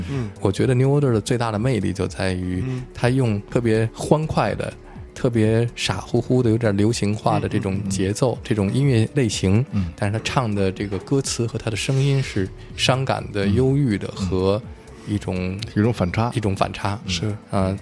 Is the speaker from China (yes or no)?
yes; Shijiazhuang, Hebei, China; 回到了我的家乡石家庄